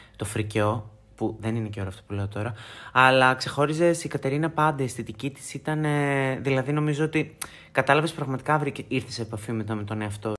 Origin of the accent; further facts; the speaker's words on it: Thessaloniki, Central Macedonia, Greece; από τη Θεσσαλονίκη που είναι η πόλη μου, την αγαπώ πάρα πάρα πολύ